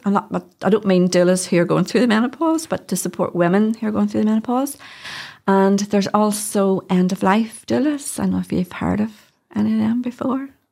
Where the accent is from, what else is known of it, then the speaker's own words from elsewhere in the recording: Hillsborough, Northern Ireland, United Kingdom; also born or lived in London; I grew up in Hillsborough